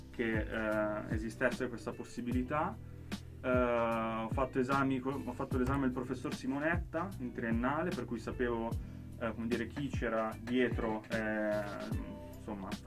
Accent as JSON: {"language": "Italian", "town": "Milan", "region": "Lombardy", "country": "Italy", "said": "io sono milanese colpevole."}